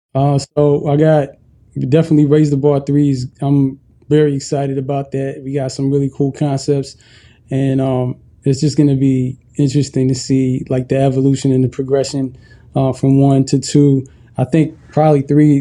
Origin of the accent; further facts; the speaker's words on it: Ethiopia; moved away; I'm originally from Ethiopia